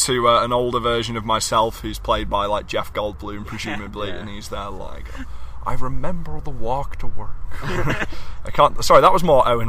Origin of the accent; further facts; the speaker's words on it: United Kingdom; Is this what we as a nation, as a British people have become?